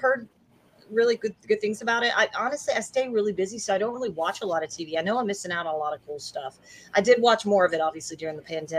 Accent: Memphis, Tennessee, United States; being from the South, and I was from Memphis, Tennessee. I'm from Memphis, Tennessee, and I live in North Texas, you know, DFW, which is Dallas Fort Worth

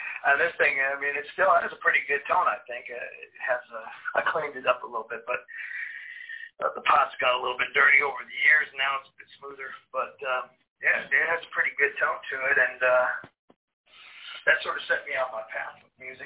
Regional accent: Indiana, United States; I grew up in Indiana in the 70s and 80s.

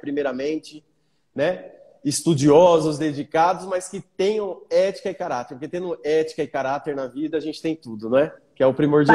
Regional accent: Bauru, São Paulo, Brazil; now in Granja Viana, Brazil; Eu sou nascido e criado em Bauru, mas eu moro na Granja Viana

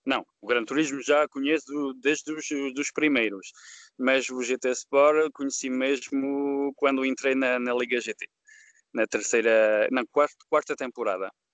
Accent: France; Portuguese is a second language; also born or lived in Lyon area, France; eu não sou português, sou francês e filho de imigrantes

